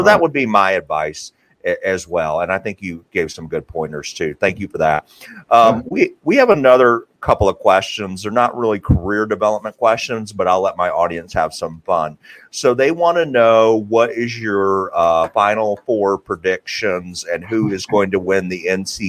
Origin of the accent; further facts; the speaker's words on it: Tennessee, United States; I grew up and went to Tennessee